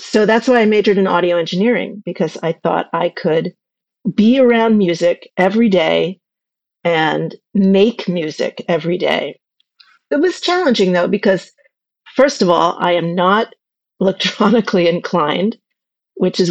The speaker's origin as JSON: {"language": "English", "town": "Ossining", "region": "New York", "country": "United States", "tie": "born or raised there", "said": "I grew up in Ossining, New York, with my parents and my sister."}